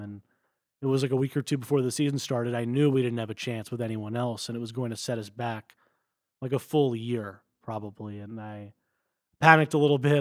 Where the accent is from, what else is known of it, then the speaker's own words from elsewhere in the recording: Westfield, New Jersey, United States; moved away as an adult; also born or lived in Denver, Colorado; now in Stanford, United States; I'm originally from Westfield, New Jersey. I grew up there